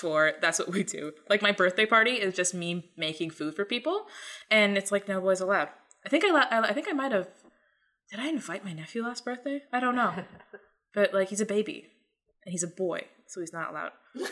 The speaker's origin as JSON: {"language": "English", "country": "Jamaica", "said": "we're Jamaican"}